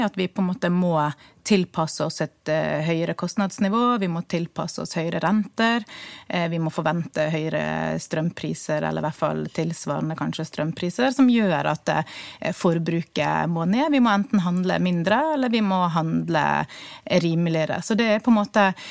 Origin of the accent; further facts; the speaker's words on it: Bergen, Vestland, Norway; Vi som bergensere